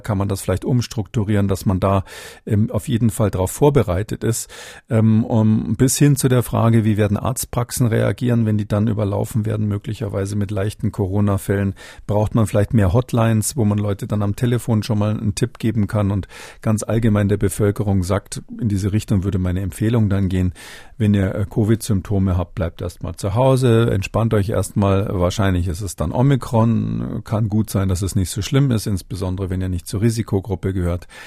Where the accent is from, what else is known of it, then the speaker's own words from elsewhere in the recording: Munich, Bavaria, Germany; moved away; als Münchner, Ex-Münchner